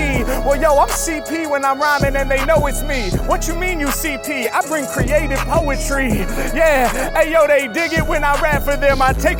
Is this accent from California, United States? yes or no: yes; Los Angeles, California, United States; It's …, I'm representing from Los Angeles.